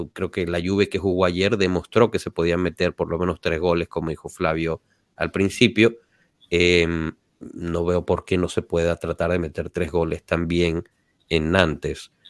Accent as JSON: {"language": "Spanish", "town": "Turin", "region": "Piedmont", "country": "Italy", "said": "Torino, Torino."}